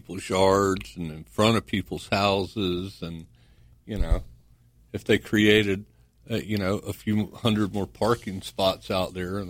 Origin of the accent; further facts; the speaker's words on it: Jacksonville Beach, Florida, United States; I grew up on Jack's Beach Pier